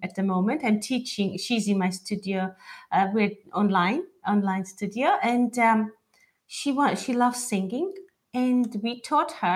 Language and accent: English; Imereti, Georgia; now in London, United Kingdom; I'm from Imereti. My mom is from Imereti too